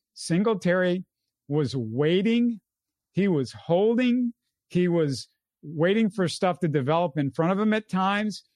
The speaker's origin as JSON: {"language": "English", "town": "Houston", "region": "Texas", "country": "United States", "said": "as a Houstonian"}